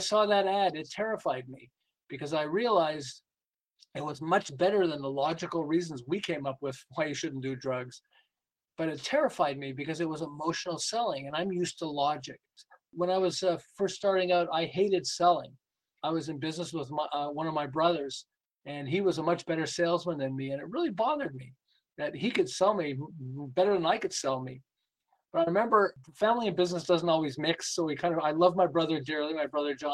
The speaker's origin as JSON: {"language": "English", "town": "Montreal", "region": "Quebec", "country": "Canada", "moved": "as an adult", "lives_now": "Southern California, United States", "said": "I'm originally from Montreal. I live in Southern California. We've lived here for about 36 years"}